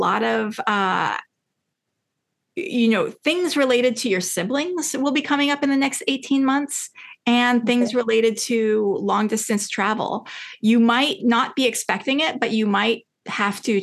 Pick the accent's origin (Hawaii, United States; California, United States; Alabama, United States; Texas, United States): California, United States; San Francisco; also born or lived in Los Angeles; I grew up in San Francisco.